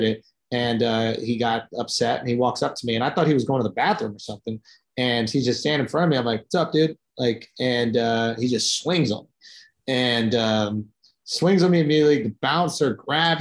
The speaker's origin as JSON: {"language": "English", "region": "New York", "country": "United States", "said": "I'm from New York"}